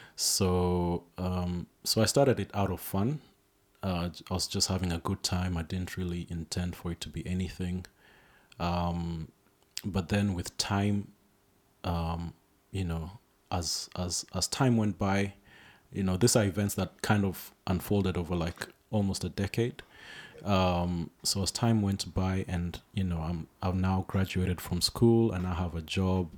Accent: Nairobi, Kenya; I was born in Nairobi. That's my home. That's where I grew up

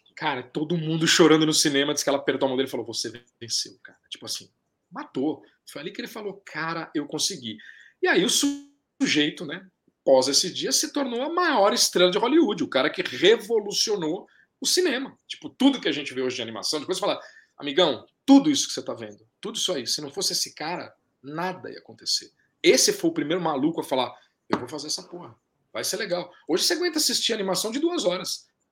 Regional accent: Brazil; pra nós que somos brasileiros

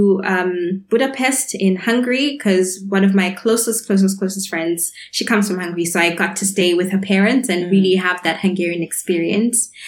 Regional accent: Zimbabwe; moved away as an adult; also born or lived in Edinburgh, United Kingdom / Frankfurt, Germany / Marburg, Germany; as a Zimbabwean student

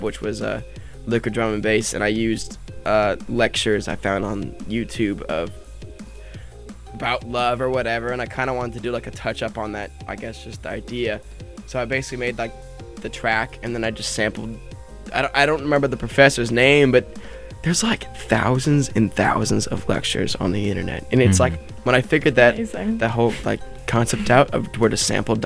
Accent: northern Nevada, United States; now in Huntington Beach, United States; I'm from Nevada, this really small town area in northern Nevada, and I moved back down to where a large amount of my family is in Huntington Beach.

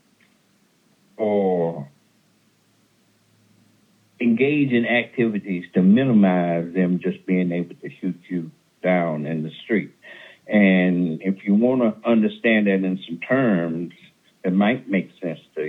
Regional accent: the South, United States; now in California, United States; I'm from the South

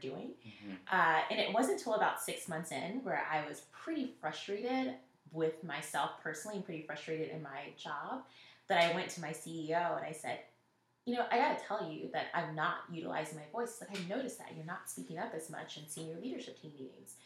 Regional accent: Nashville, Tennessee, United States; moved away; I'm from Nashville originally

